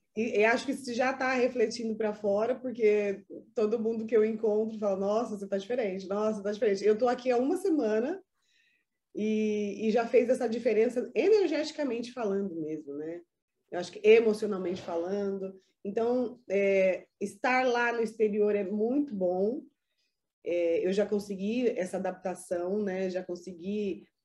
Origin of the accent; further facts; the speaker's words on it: Brazil; moved away; meu país de origem, que é o Brasil